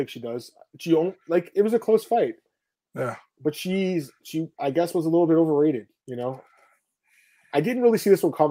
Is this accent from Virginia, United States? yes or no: yes; Virginia, United States; I'm from Virginia.